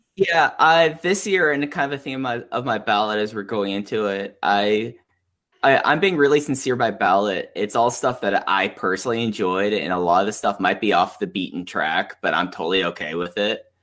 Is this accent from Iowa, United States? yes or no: no; Dallas, Texas, United States; moved away; my hometown